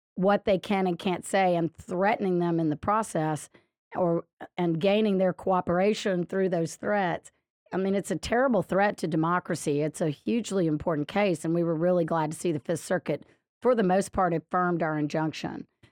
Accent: Lafayette, Louisiana, United States; now in Baton Rouge, United States; I grew up in Lafayette and lived most of my life there

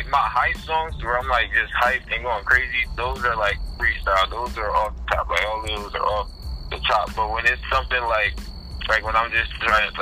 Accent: Florida, United States; now in Trenton, United States; I'm originally from Florida, but I'm residing in Trenton, New Jersey as of now

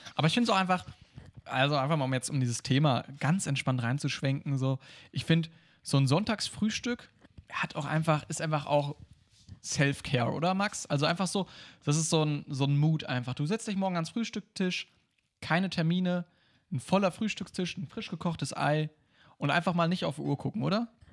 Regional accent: Germany; als Deutscher

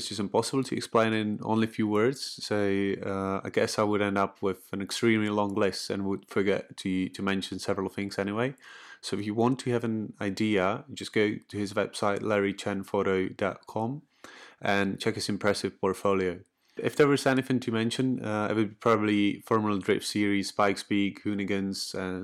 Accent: Czechia; I'm from the Czech Republic

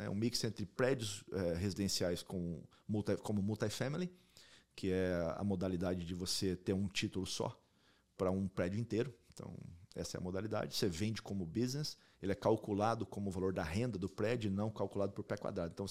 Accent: Brazil; Primeiramente, eu sou brasileiro, patriota, Brasil está tá tá, tá aí no meu, no meu coração, como Espanha está no meu coração e como os Estados Unidos também

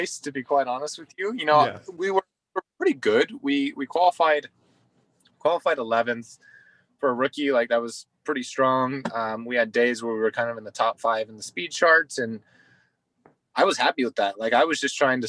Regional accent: United States; as an American at my home race

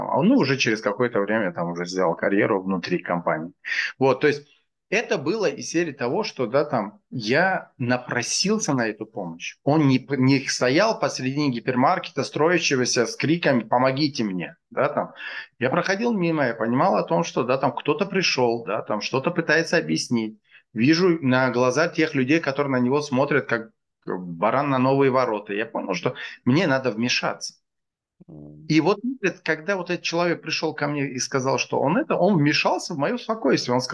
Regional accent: Dushanbe, Tajikistan; also born or lived in Stockholm; now in Moscow, Russia; Я вырос в Академгородке.

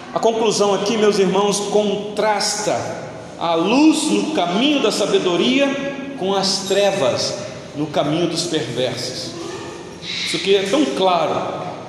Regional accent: Rio de Janeiro, Brazil; Eu sou natural do Rio de Janeiro

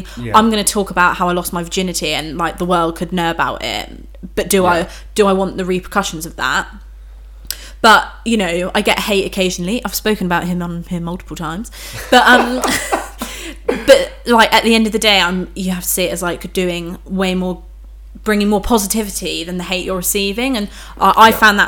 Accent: United Kingdom; we're British

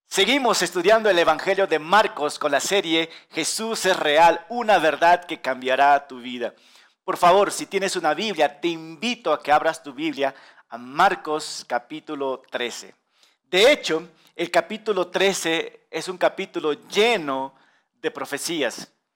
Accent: Peru; nosotros los peruanos, orgullosos

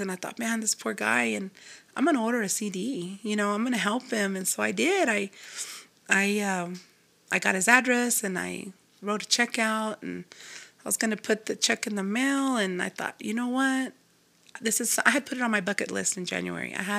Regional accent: Lubbock, Texas, United States; I'm from Texas. I'm a Tejana.

